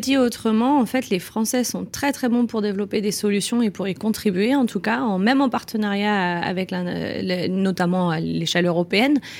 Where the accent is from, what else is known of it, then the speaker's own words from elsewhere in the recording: France; chez nous en France